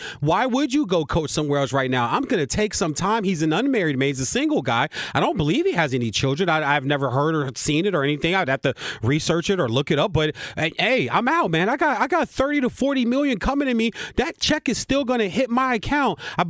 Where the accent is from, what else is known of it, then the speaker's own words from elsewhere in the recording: Virginia, United States; Liberty University out of my home state, Virginia.